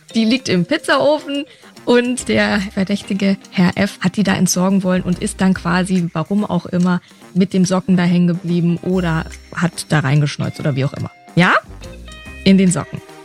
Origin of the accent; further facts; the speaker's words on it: Nuremberg, Bavaria, Germany; now in Berlin, Germany; Nürnberg mein Geburtsort